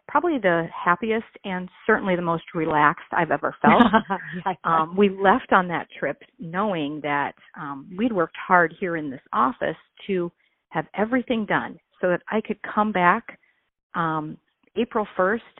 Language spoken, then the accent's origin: English; United States; where I grew up here in the Quad Cities. My family is still here